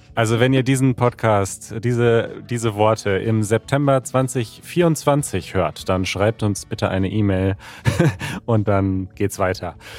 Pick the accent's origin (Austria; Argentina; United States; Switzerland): United States; German is a second language; ich komme aus den USA